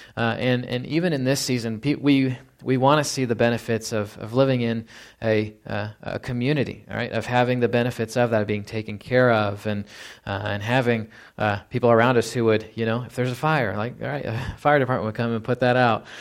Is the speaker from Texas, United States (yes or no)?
yes; Fort Worth, Texas, United States; as I was a kid growing up in Fort Worth, Texas